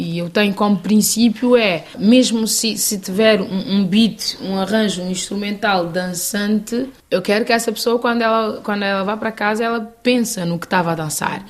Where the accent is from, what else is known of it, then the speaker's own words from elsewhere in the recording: Santiago, Cape Verde; Eu sou do sul de Cabo Verde